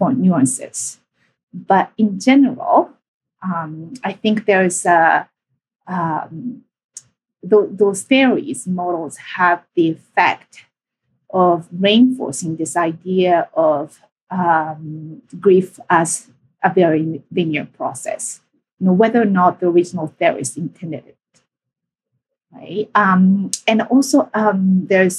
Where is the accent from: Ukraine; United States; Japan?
Japan; moved away as an adult; now in Canada; I'm from Japan, and my interest in grief date back to growing up in Japan and experiencing multiple losses. And after high school, I came to Canada as an international student